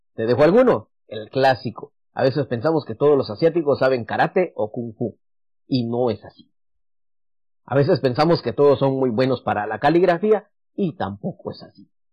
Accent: Guatemala; moved away; En Guatemala tenemos mucho café

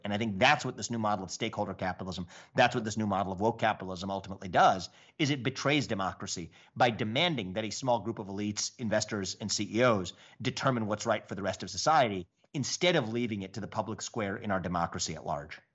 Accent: Southwest Ohio, United States; growing up in Southwest Ohio

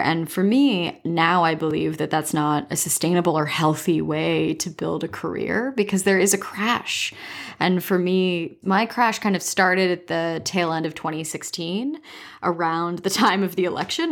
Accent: Dorchester, Ontario, Canada; also born or lived in Waterloo, Ontario / Toronto; I grew up in Dorchester, Ontario

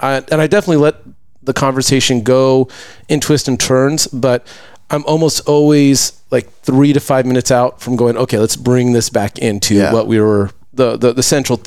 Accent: Lakewood, California, United States; moved away as an adult; also born or lived in Malibu, California / Jingzhou, China; I grew up in the Lakewood Bellflower area.

